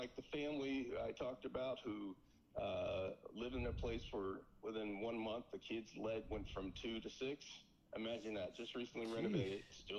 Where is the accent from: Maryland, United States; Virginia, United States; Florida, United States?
Florida, United States; Miami; now in Lancaster, United States; growing up in Miami, Florida.